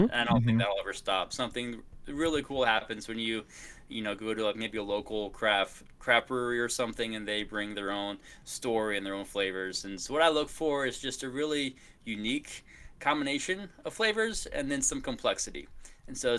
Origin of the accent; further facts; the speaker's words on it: Kansas City, United States; also born or lived in Boston / Washington, D.C.; now in Austin, United States; Grew up in Kansas City, then spent some time in Boston, Washington, D.C.